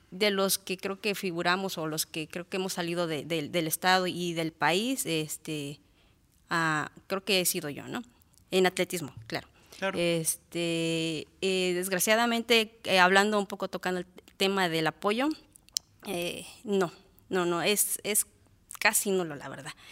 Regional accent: Guerrero, Mexico; born there; now in Tlaltizapán, Mexico; Yo nací en el estado de Guerrero, pero ya me considero de Morelos. Tengo más de 28 años residiendo aquí, o sea que yo, yo soy de aquí

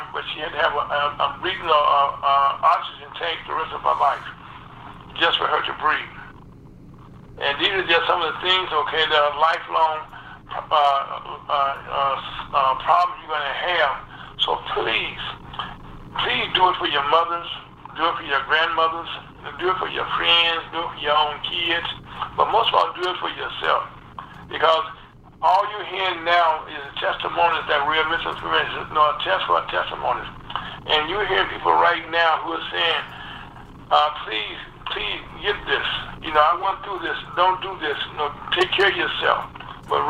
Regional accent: Delta, Louisiana, United States; I was born in Delta, Louisiana, down in the Delta, and that's the lowland

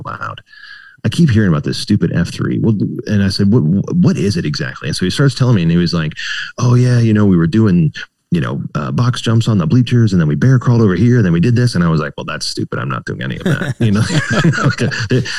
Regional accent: Virginia, United States; also born or lived in Blacksburg, Virginia; I grew up in Virginia. Until I was in like, I guess middle school, we were kind of in Northern Virginia and then we moved down to Southwest Virginia, like Blacksburg area

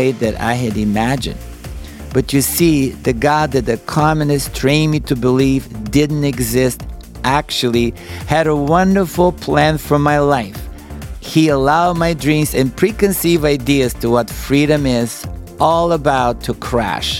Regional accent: Bulgaria; English is a second language; moved away as an adult; now in United States; As you could tell by my accent, I'm not originally from the United States. I was born and raised in Bulgaria

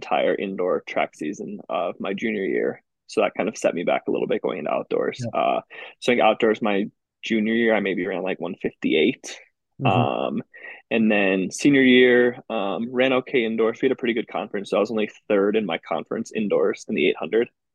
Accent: Waukesha, Wisconsin, United States; also born or lived in Iowa; I'm from Waukesha, Wisconsin, kind of like about 20 minutes west of Milwaukee. I went to Waukesha West High School.

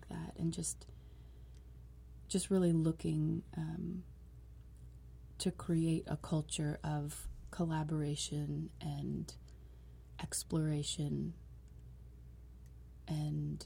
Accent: New York City, New York, United States; moved away; also born or lived in Hudson, New York / Manhattan / Wellington, New Zealand; I'm from New York City, particularly the southern tip of Staten Island

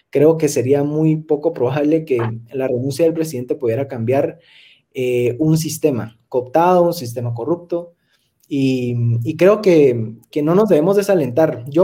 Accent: Guatemala; como guatemaltecos, como ciudadanos

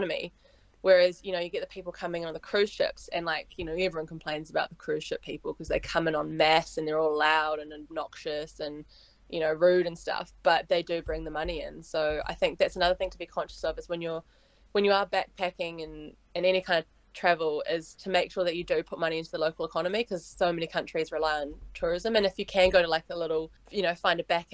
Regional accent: New Zealand; accent: Kiwi; I'm from New Zealand

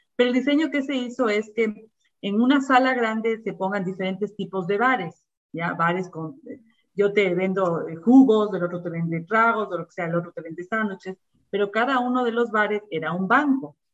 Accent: Ecuador; como todo ecuatoriano, digamos, amamos al, nuestro país

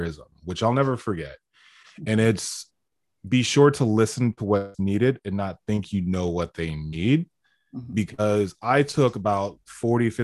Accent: United States; I'm this American and I come from America

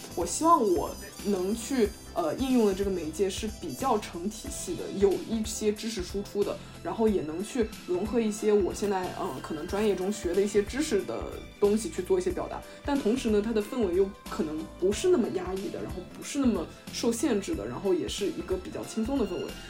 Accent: Ningbo, Zhejiang, China; moved away as an adult; also born or lived in eastern United States; now in United States; 我是一个土生土长的宁波人，然后目前是在美国东部的某所大学读本科

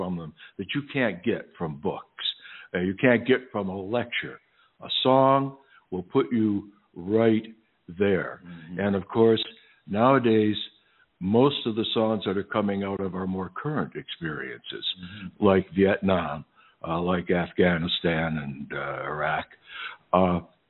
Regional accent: Western New York, United States; moved away; also born or lived in Bath, New York / Nantucket / Martha's Vineyard; I was born, apparently, in Bath, New York. I'm adopted, so it's a little bit of a mystery there. But mostly Western New York.

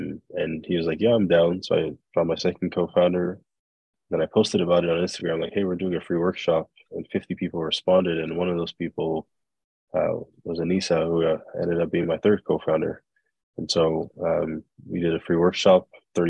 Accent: Nigeria; moved away as an adult; also born or lived in Belgium / United States; now in Canada; growing up in Nigeria, we started moving around a lot. We moved to Belgium, the States, moved back to Nigeria. And then I moved to Canada by myself in 2010 for school.

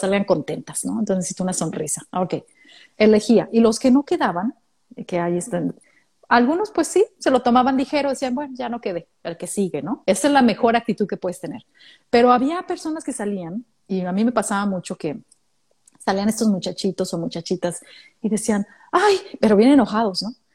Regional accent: Mexico; moved away as an adult; now in Australia; de México

